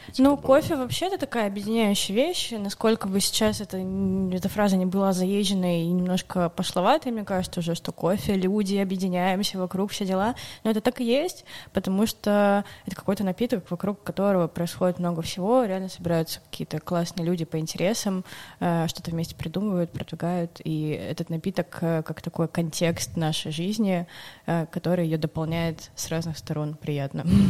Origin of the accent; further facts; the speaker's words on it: Urals, Russia; moved away as an adult; now in Saint Petersburg, Russia; я вообще сама с Урала изначально. Я поступила в универ в Питере и там задержалась, осталась, и вот теперь благополучно живу уже почти 6 лет